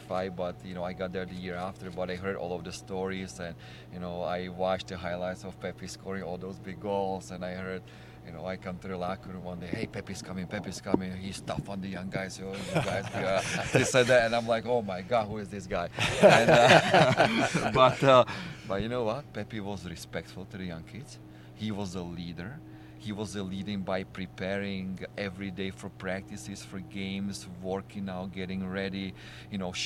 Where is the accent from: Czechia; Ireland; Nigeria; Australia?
Czechia; moved away as an adult; He's from my hometown, so we would always train together in the Czech Republic during the summer